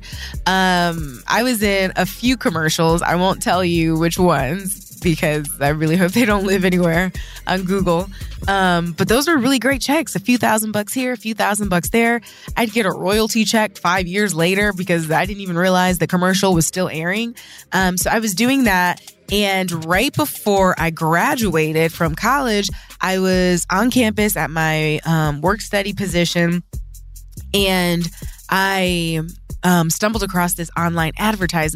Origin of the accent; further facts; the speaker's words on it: Toledo, Ohio, United States; I was born in Toledo, in Toledo, Ohio